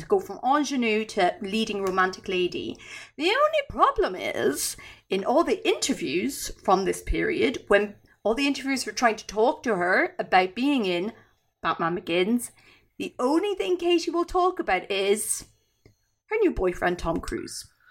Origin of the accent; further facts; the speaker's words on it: Ireland; I'm Irish.